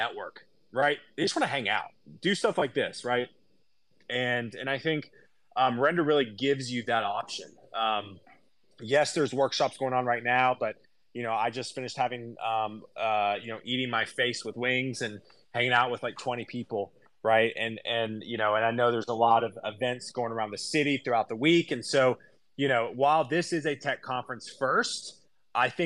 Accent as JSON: {"language": "English", "town": "Columbia", "region": "South Carolina", "country": "United States", "tie": "born or raised there", "moved": "yes", "lives_now": "Nashville, United States", "said": "I grew up in South Carolina, actually Columbia"}